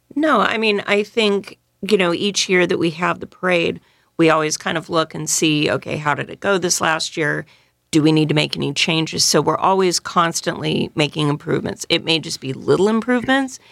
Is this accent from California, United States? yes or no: yes; Northern California, United States; also born or lived in San Diego; now in New Orleans, United States; I'm originally from Northern California